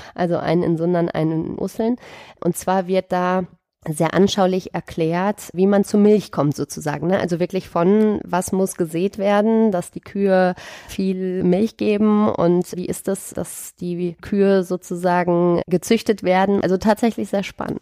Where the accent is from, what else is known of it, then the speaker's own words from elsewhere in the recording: Sauerland, North Rhine-Westphalia, Germany; moved away as an adult; also born or lived in Düsseldorf / Dortmund / Cologne / Erftstadt; ich bin in Düsseldorf geboren, bin dann im Sauerland aufgewachsen